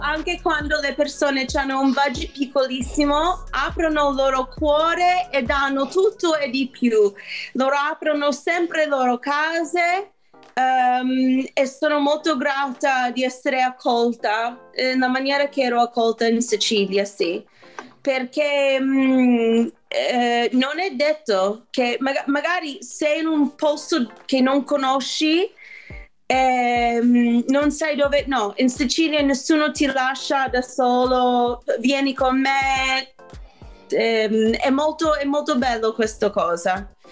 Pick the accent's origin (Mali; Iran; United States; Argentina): United States; New York; Italian is a second language; moved away as an adult; now in Italy; io sono cresciuta a New York